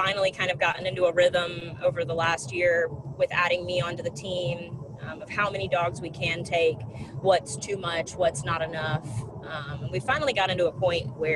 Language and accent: English; St. Matthews, South Carolina, United States; I am from St. Matthews, South Carolina, which is about 20 minutes outside of Columbia.